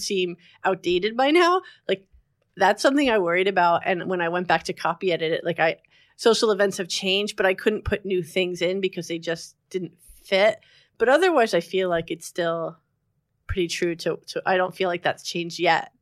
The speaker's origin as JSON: {"language": "English", "town": "Englewood", "region": "New Jersey", "country": "United States", "also_born_or_lived": "Montclair, New Jersey", "said": "I'm from Englewood, New Jersey"}